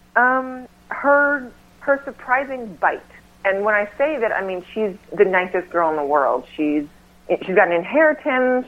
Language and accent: English; North Carolina, United States; now in Los Angeles, United States; back home. I'm from North Carolina